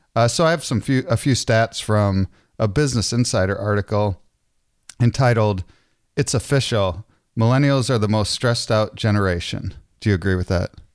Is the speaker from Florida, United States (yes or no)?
no; Clinton, Iowa, United States; I grew up in Iowa. I went to, I went to high school, um, in Clinton, Iowa